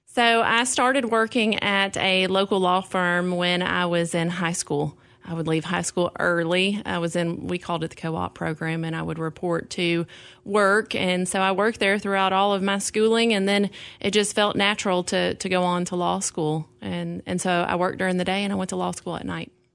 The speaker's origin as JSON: {"language": "English", "town": "Clarksville", "region": "Tennessee", "country": "United States", "tie": "born or raised there", "said": "I grew up here. Clarksville"}